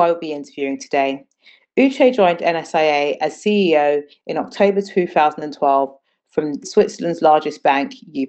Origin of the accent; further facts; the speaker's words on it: Ghana; now in London, United Kingdom; I'm from Ghana, but I live and work in London. But Ghana will always be a home for me